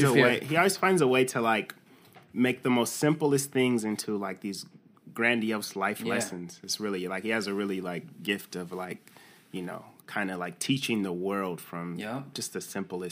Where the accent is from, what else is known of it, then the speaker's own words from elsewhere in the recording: Bakersfield, California, United States; also born or lived in New Mexico, United States; Like I went to school in New Mexico State, and then, you know, I'm from Bakersfield.